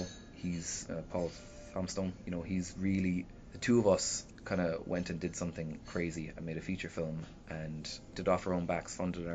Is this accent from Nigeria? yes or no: no; Shannon, Munster, Ireland; now in Limerick, Ireland; I came from Shannon.